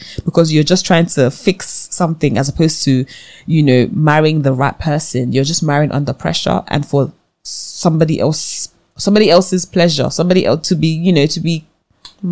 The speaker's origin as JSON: {"language": "English", "country": "Nigeria", "said": "I'm Nigerian"}